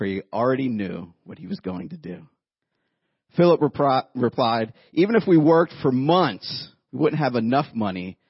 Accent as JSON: {"language": "English", "town": "Youngstown", "region": "Ohio", "country": "United States", "tie": "born or raised there", "said": "I grew up in Youngstown, Ohio."}